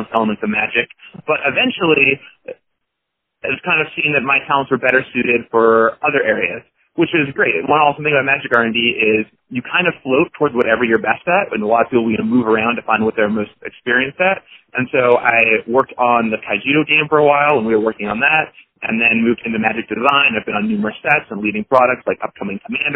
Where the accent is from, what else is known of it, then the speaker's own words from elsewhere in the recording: Seattle, Washington, United States; I grew up in Seattle